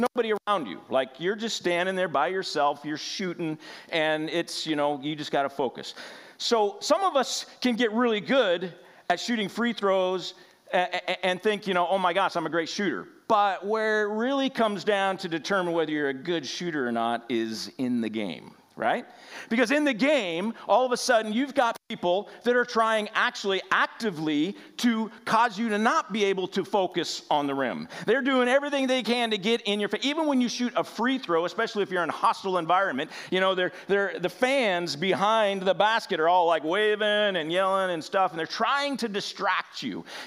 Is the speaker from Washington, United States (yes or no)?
yes; Washington, United States; I'm from Washington State